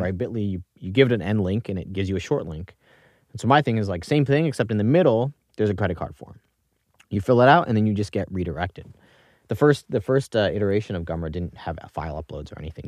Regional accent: Singapore; moved away; also born or lived in New York; I was born in New York in nineteen ninety-two. You can do the math on that. Um, grew up in Singapore mostly

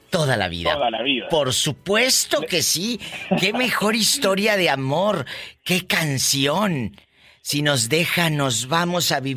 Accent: El Salvador; now in Los Angeles, United States; Yo nací en El Salvador.

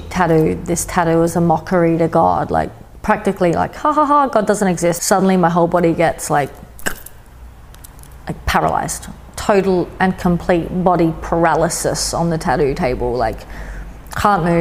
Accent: Adelaide, South Australia, Australia; also born or lived in Sydney; I was in my hometown of Adelaide

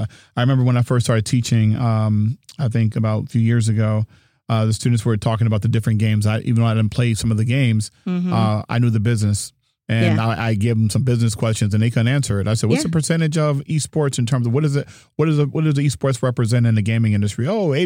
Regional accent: Hawaii, United States; You know, I grew up in Hawaii.

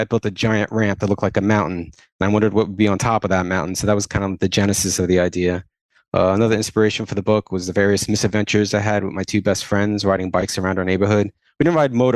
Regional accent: Long Island, New York, United States; I grew up on Long Island. I'm still there now

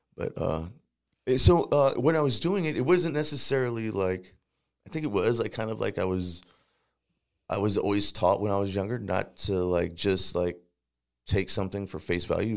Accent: St. Louis, Missouri, United States; also born or lived in Times Beach, Missouri; I was actually born here in Saint Louis

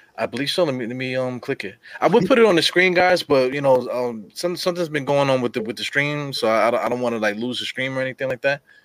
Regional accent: New York City, New York, United States; I'm from Brooklyn, East New York

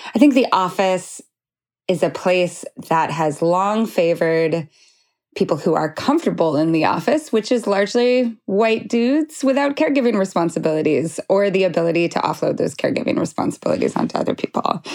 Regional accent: Idaho, United States; moved away; also born or lived in Montana; I'm from Idaho

